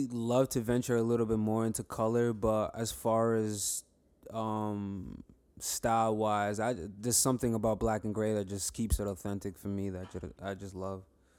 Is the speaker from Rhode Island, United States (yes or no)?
yes; Rhode Island, United States; I'm a tattoo artist. I'm based off East Coast, pretty much. I'm from Rhode Island. I travel back and forth. I'm always out here. I work at Hidden Gem out in Brooklyn.